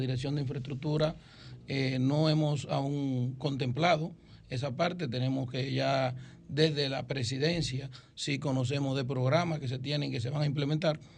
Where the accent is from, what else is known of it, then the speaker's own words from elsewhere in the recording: Baní, Peravia, Dominican Republic; como decimos allá en Baní, que es nuestro municipio cabecera y es de donde yo soy nativo